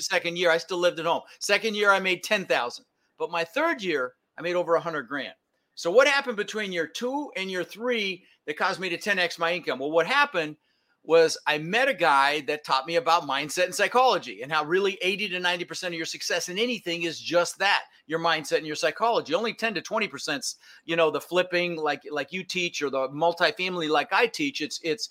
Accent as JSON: {"language": "English", "town": "Denver", "region": "Colorado", "country": "United States", "tie": "born or raised there", "also_born_or_lived": "Netherlands", "said": "I was born in the Netherlands, Holland, you know, wooden shoes and windmills, and immigrated when I was 6 years old with my brother Albert, my mother's Vancha, and we ended up in Denver, Colorado"}